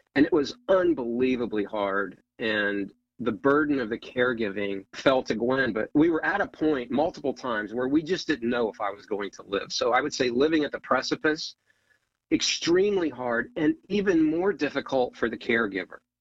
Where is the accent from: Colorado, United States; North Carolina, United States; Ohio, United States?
Ohio, United States; moved away as an adult; now in Northern Virginia, United States; so I grew up in Ohio, small town, four sisters